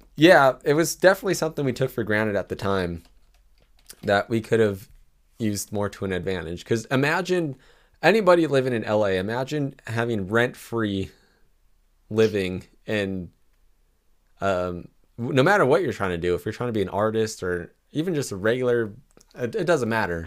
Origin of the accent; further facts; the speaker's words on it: California, United States; I'm from California